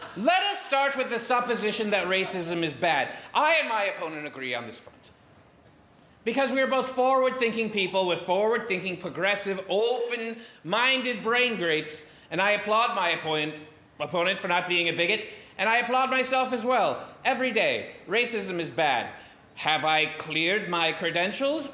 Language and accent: English; Indiana, United States; having myself grown up in the state of Indiana